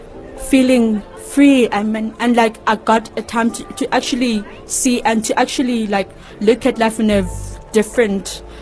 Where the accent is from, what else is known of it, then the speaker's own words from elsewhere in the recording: Cape Town, Western Cape, South Africa; now in Khayelitsha, South Africa; I am from Langa. I grew up in Langa, but currently staying in Kyeezi.